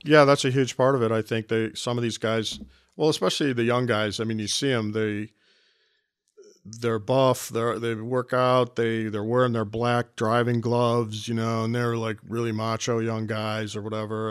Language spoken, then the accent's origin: English; Cleveland, Ohio, United States; this is my hometown.